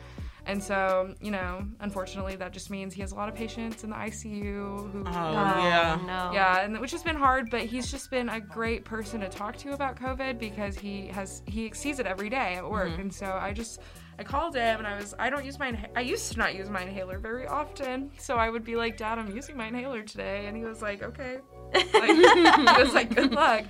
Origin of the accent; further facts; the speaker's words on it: Central Arkansas, United States; I'm from Central Arkansas